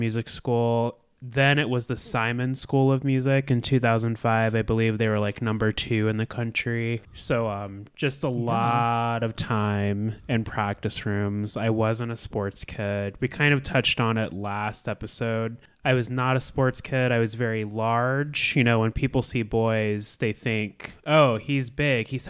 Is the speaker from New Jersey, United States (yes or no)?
no; Alaska, United States; moved away as an adult; born and raised in Alaska